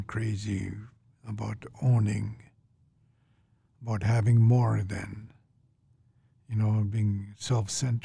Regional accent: Canada; growing up in Canada, it was like as if I magically picked up this identity of being an Indian

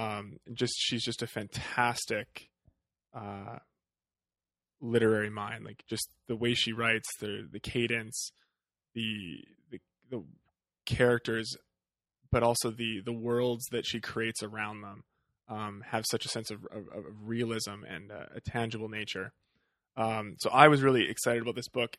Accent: Western Canada, Canada; growing up in Western Canada

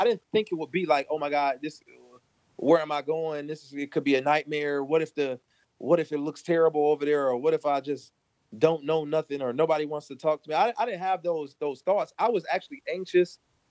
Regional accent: Michigan, United States; he was from Michigan. I was from Michigan.

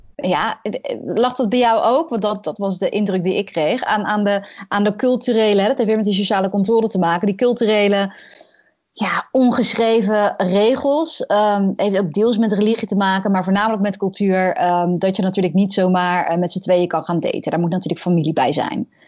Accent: Netherlands; als Nederlandse

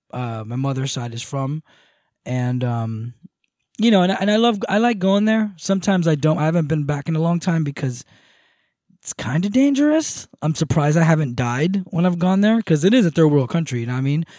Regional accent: Moca, Espaillat, Dominican Republic; moved away; I come from a village, uh, or a town, or a city called Moca, M O C A.

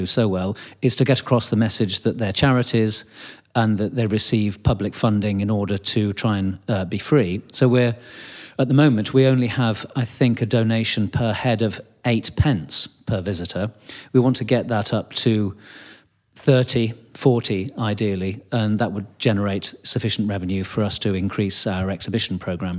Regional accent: United Kingdom; I think it's partly to do with kind of being British and being polite.

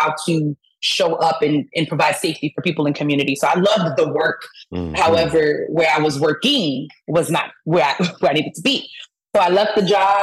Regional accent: New York City, New York, United States; moved away as an adult; now in Atlanta, United States; I'm originally from Brooklyn, East New York to be specific.

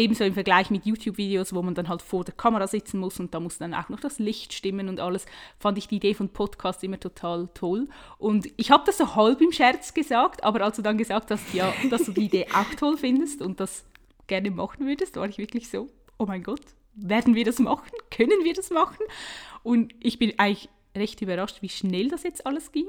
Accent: Switzerland; accent: Swiss dialect; wie man es mir vielleicht auch anhört, ich komme aus der Schweiz

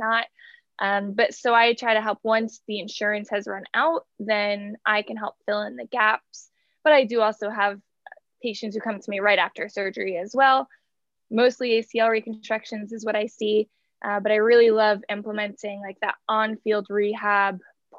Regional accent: New Jersey, United States; moved away as an adult; also born or lived in New York / Atlanta; now in Los Angeles, United States; We did a brief stint back in my hometown in New Jersey

